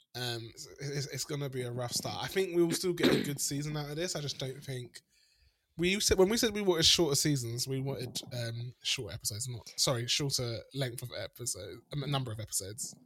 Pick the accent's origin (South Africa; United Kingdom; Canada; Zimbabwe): South Africa; moved away; I grew up in South Africa